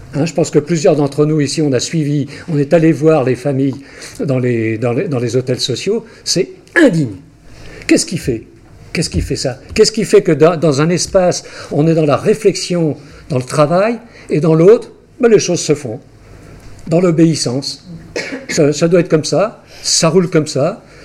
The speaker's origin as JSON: {"language": "French", "region": "Brittany", "country": "France", "said": "je suis breton, je suis fier d'être breton"}